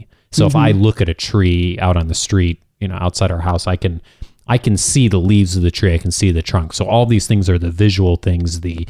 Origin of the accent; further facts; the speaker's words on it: California, United States; And I've drawn a palm tree, of course, since I'm a Californian.